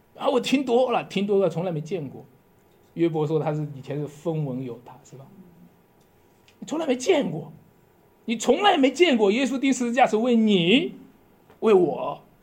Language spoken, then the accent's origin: Chinese; Shanxi, China; 我们山西人靠在黄河的边上，不过我从来没见过黄河